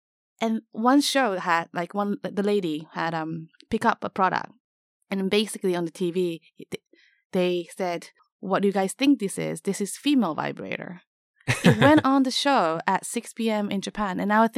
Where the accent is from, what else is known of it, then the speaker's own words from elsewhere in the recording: Tanzania; East Africa, mainly Tanzania.